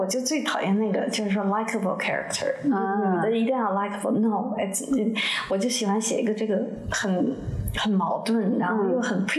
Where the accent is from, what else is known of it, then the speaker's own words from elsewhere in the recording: China; moved away as an adult; now in United States; 你刚我刚从中国搬到。Iowa 的时候写中国的事情，我离开的 Iowa 以后开始写东中西部的事情。